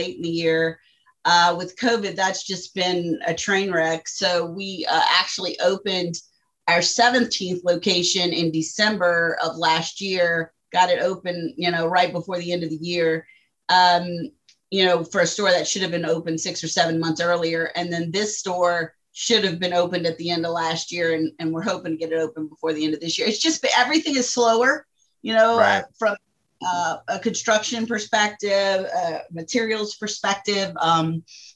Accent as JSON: {"language": "English", "town": "Morgan City", "region": "Louisiana", "country": "United States", "said": "we're from Morgan City, Louisiana"}